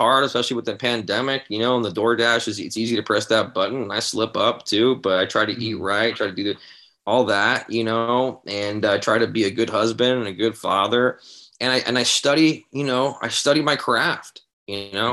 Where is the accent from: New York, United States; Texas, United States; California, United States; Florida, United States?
California, United States; San Diego; I grew up in San Diego, like skateboarding hardcore and all that stuff